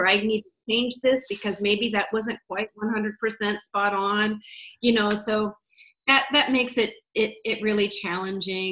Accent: Iowa, United States; moved away; also born or lived in Wisconsin; I was originally from Iowa

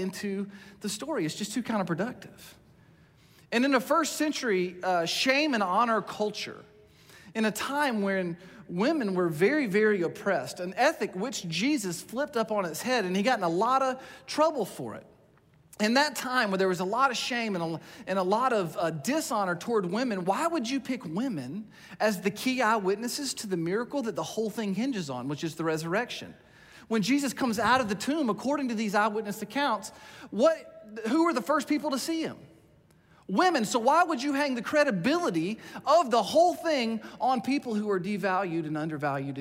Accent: United States; being an American today in our culture

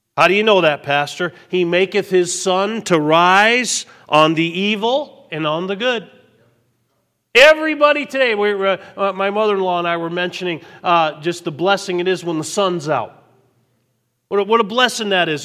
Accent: Westfield, Massachusetts, United States; We grew up in Westfield, Massachusetts

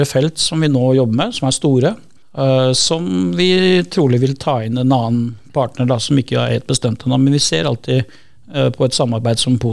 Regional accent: Skien, Telemark, Norway; jeg kom fra Skien.

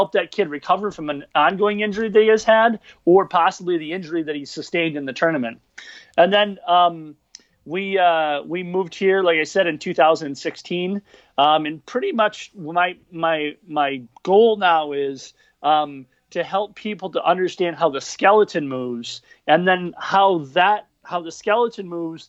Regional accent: Michigan, United States; moved away as an adult; now in Minneapolis, United States; I'm originally from Michigan.

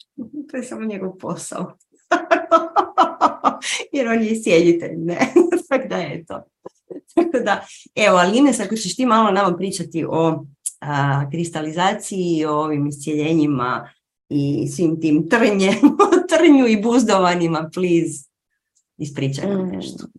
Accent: Croatia; tu kod nas u Hrvatskoj

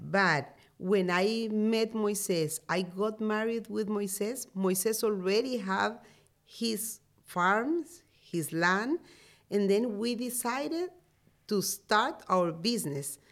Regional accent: Marcala, La Paz, Honduras; English is a second language; my hometown is in Marcala

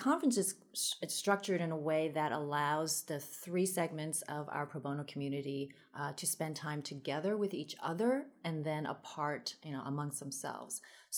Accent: Queens, New York, United States; And I grew up in Queens, so people say, why don't you have a Queens accent? I think it's because, you know, I had a dual language growing up, so spoke Taiwanese at home and then English outside.

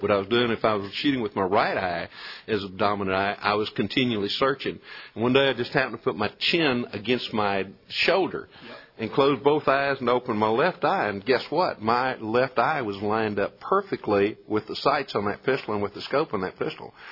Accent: Colorado County, Texas, United States; born or raised there

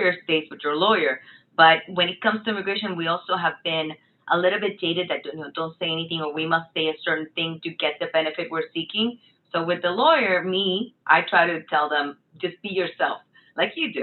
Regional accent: Puerto Rico; moved away as an adult; also born or lived in Miami; my mom is Venezuelan, but I was born and raised in Puerto Rico, and I'm very proud of that.

